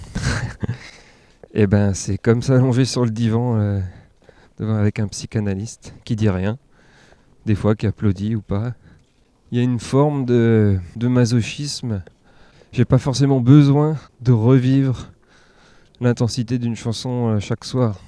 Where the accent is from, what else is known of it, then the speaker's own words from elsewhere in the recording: Ammertzwiller, Grand Est, France; also born or lived in Saint-Pierre-et-Miquelon; J'ai grandi dans le Sungo. Je suis né à Saint-Pierre-et-Miquelon. Et mon, père est alsacien, par contre, donc on est revenu. Euh, en Alsace